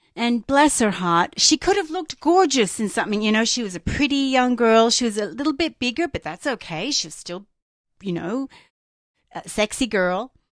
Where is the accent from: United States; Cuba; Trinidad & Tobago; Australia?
Australia; growing up in Australia